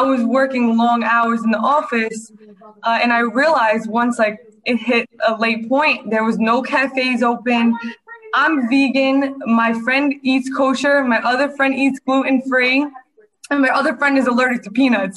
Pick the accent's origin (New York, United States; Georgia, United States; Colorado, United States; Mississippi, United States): New York, United States; New York City; moved away as an adult; now in Mexico; I'm from Staten Island, New York